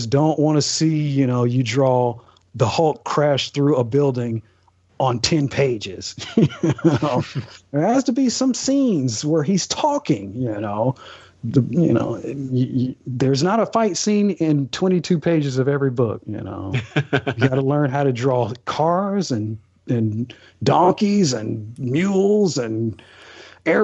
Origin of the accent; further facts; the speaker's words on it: Alabama, United States; I'm from a small town. Like I said, my dad is in the military, but time off, I grew up here in Alabama, and my town is like population 2000, population 1800.